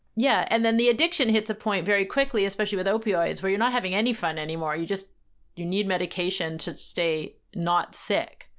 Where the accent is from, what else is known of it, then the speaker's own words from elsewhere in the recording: Canada; as a Canadian